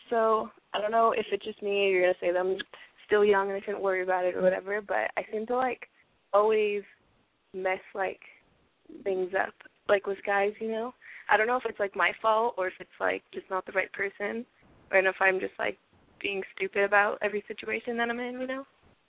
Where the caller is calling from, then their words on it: Seattle, Washington, United States; Seattle, 17.